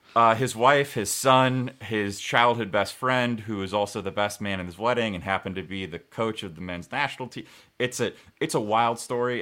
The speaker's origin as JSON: {"language": "English", "country": "United States"}